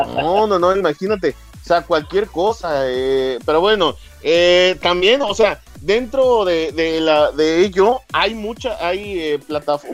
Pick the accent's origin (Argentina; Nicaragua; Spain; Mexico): Mexico; Y a mí como mexicano